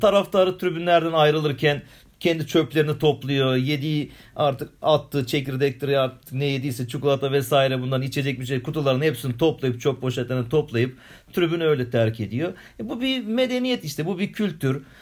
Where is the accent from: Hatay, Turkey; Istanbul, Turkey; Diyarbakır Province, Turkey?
Istanbul, Turkey